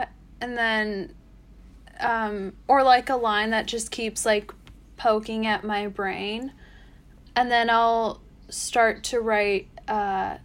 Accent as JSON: {"language": "English", "country": "United States", "said": "second / third generation Korean American"}